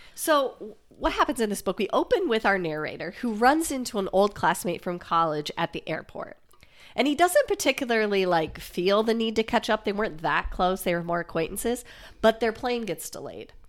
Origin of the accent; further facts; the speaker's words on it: Iowa, United States; we're from Iowa